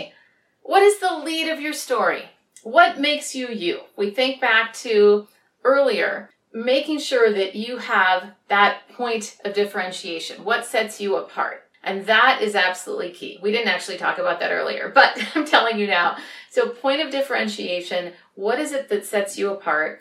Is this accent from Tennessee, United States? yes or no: no; Minneapolis, Minnesota, United States; now in San Francisco, United States; I'm originally from Minneapolis, but I grew up, or rather, I now live in San Francisco